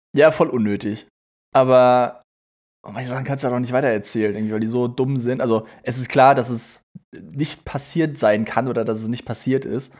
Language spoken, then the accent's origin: German; Germany; moved away; in Nienstein, äh, in dem Ort, wo ich herkomme